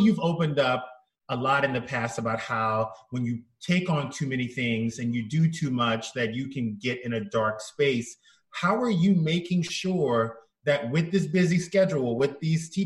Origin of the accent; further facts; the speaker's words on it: South Louisiana, United States; moved away; I'm from South Louisiana